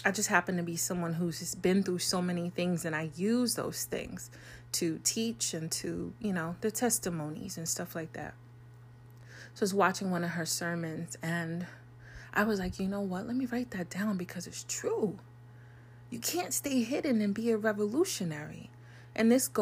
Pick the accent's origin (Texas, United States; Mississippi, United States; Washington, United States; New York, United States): New York, United States; I'm a New Yorker.